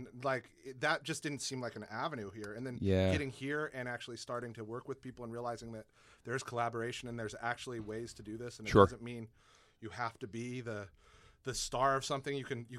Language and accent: English; Reno, Nevada, United States; Like I grew up in Reno, Nevada